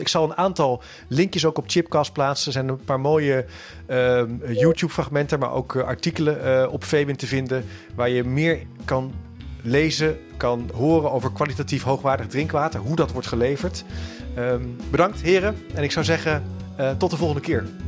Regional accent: Netherlands; helemaal als Nederlander

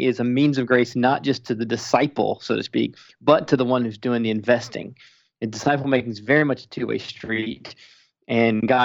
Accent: Spartanburg, South Carolina, United States; moved away; I grew up in church in Spartanburg, South Carolina

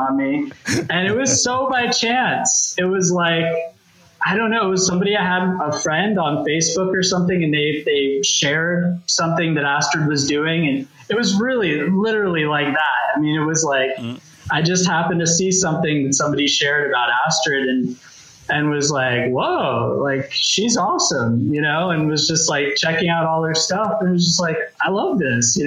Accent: Vermont, United States; also born or lived in Los Angeles, United States; now in London, United Kingdom; I'm originally from Los Angeles. I spent most of my life in Vermont, which is really strange. But my family just happened to go there, and that's where I spent most of my life.

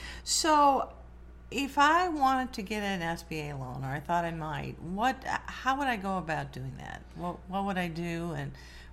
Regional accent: Morrison, Illinois, United States; I grew up in Morrison.

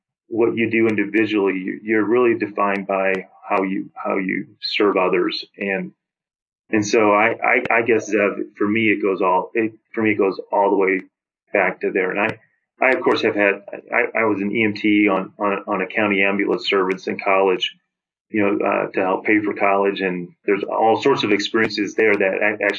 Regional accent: St. Louis, Missouri, United States; I grew up in St. Louis.

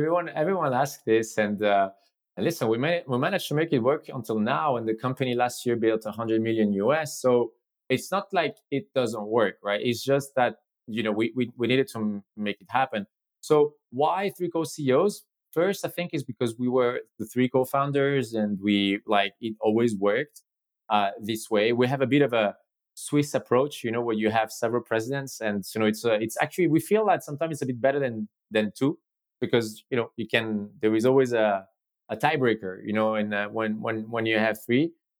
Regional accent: Spain; asked me if I was where I was from, and I said I was from Spain.

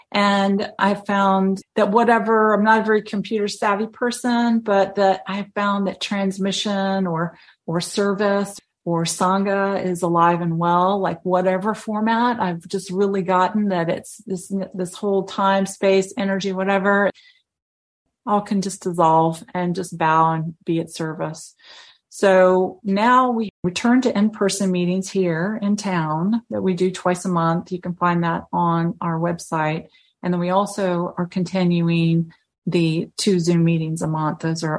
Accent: the South, United States; But I'm from the South.

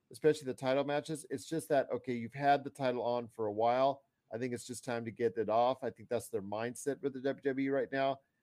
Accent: Inglewood, California, United States; my birthplace is Inglewood, California

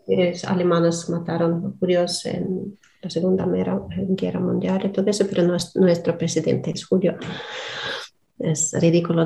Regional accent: Donetsk, Donetsk Oblast, Ukraine; first language Russian; Spanish is a second language; moved away as an adult; also born or lived in Russia; hasta 20 años yo vivía en Donetsk es, Y mm, mi lengua materna es ruso.

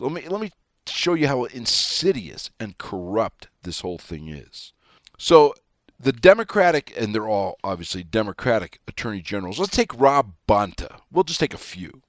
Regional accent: Wyoming, United States; I'm your hayseed from Wyoming

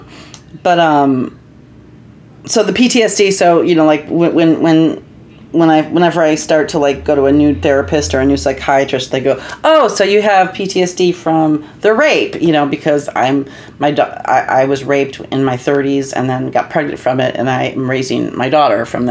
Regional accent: Libertyville, Illinois, United States; also born or lived in Minnesota; I'm from Libertyville

